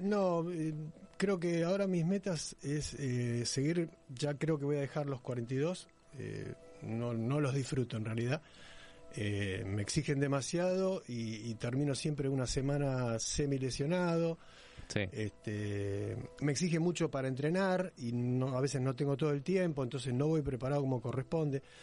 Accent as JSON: {"language": "Spanish", "region": "Buenos Aires", "country": "Argentina", "said": "de Belgrano"}